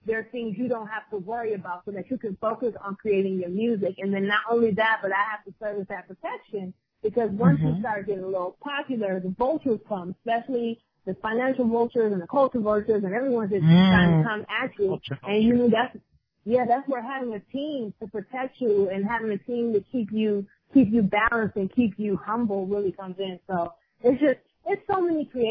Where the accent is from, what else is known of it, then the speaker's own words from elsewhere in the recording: Detroit, Michigan, United States; moved away as an adult; now in Brooklyn, United States; I'm originally from Detroit